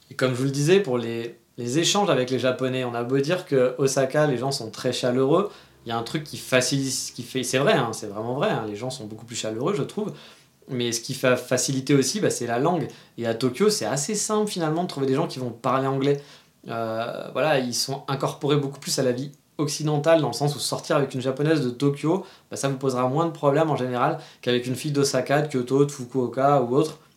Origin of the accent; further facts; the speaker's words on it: France; moved away; c'est pour ça que je suis parti de la France aussi, c'est que les gens essayent d'imposer un peu trop leurs idées.